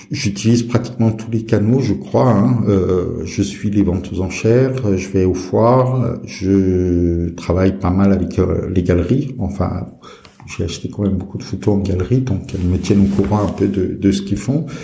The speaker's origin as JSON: {"language": "French", "country": "Brazil", "tie": "born or raised there", "also_born_or_lived": "Turkey / England / Greece", "moved": "as an adult", "lives_now": "France", "said": "alors, euh, j'ai grandi euh, à l'étranger, en Brésil, Turquie, Angleterre euh, et, Grèce."}